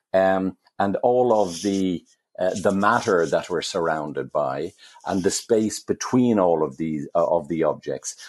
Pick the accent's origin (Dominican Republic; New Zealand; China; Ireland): Ireland; Dublin, Leinster; when I was growing up in Dublin